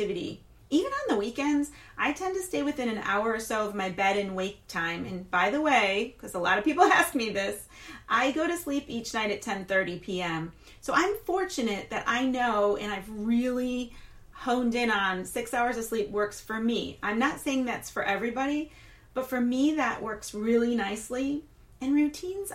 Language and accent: English; Flint, Michigan, United States; also born or lived in Louisiana / Texas / Wisconsin / Florida; now in Tampa, United States; I'm not from Tampa. I'm not a Tampanian. Rather, I'm from Flint, Michigan, and we get called Flintstones